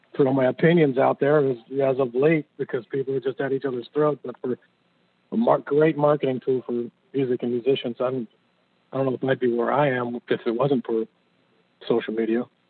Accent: New Jersey, United States; moved away; I'm originally from Jersey

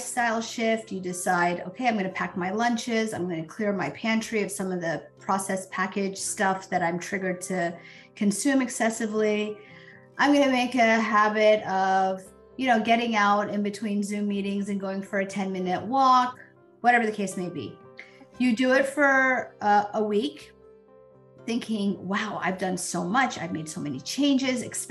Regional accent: United States; I was born in the United States to, you know, immigrant parents, but was fully ingrained in this culture and this society

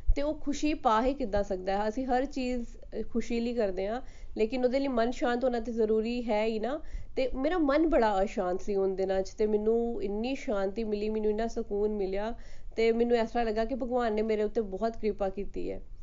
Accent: Batala, Punjab, India; moved away as an adult; also born or lived in Amritsar, Punjab; now in Gurgaon, India; ਮੈਂ ਬੌਰਨ ਤੇ brought up Batala Punjab ਦੀ ਹਾਂ

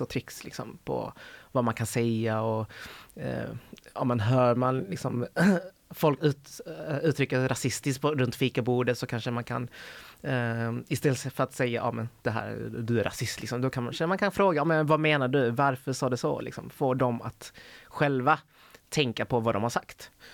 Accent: Helsingborg, Skåne, Sweden; moved away as an adult; now in Gothenburg, Sweden; Jag är ju född och uppvuxen i Helsingborg

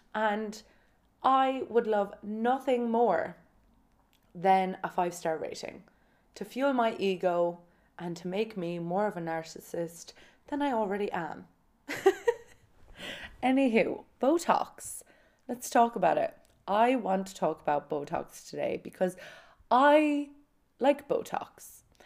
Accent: Kerry, Munster, Ireland; I'm from Kerry

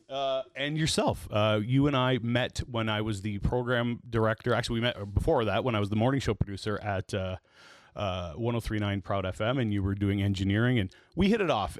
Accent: Toronto, Ontario, Canada; I grew up in East Toronto

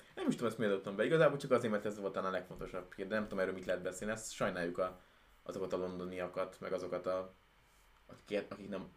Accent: Hungary; honnan jövünk, akkor ne kelljen azon gondolkodni, hogy most azt mondjuk, hogy magyarok

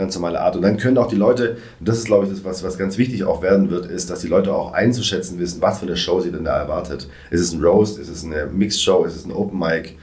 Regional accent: Reutlingen, Baden-Württemberg, Germany; moved away; also born or lived in Stuttgart; Ich komme ursprünglich aus Reutlingen

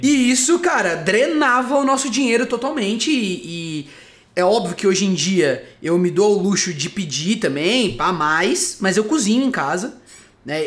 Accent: Socorro, São Paulo, Brazil; moved away as an adult; now in São Paulo, Brazil; Eu sou de Socorro

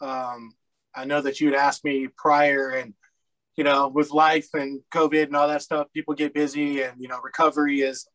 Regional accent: Colorado, United States; moved away as an adult; now in Topeka, United States; I was born in Topeka, Kansas, at a very young age. I moved to Colorado. I spent a lot of my time in Colorado, probably 34, 35 plus years there. So I tend to call Colorado home

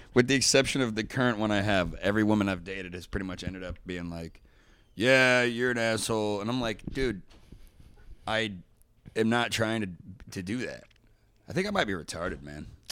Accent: Dayton, Ohio, United States; moved away; also born or lived in Kentucky; I grew up in Dayton, Ohio

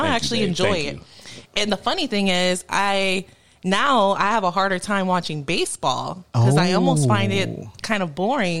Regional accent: New York, United States; now in Tampa, United States; growing up in New York

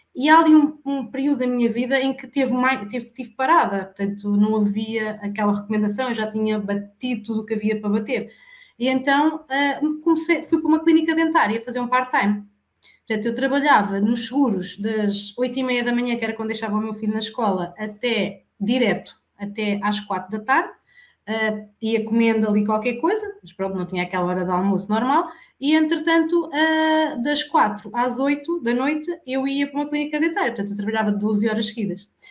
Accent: Alcanhões, Santarém District, Portugal; eu sou de Alcanhões, vivo na zona de Santarém

